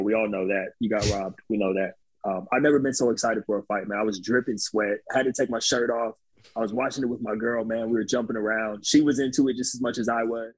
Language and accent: English; Upland, California, United States; I grew up in the city, Upland, that no one's ever heard of either